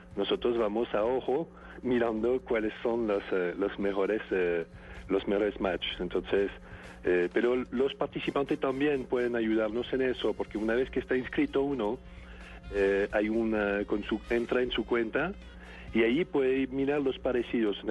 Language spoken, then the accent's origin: Spanish; France; soy francés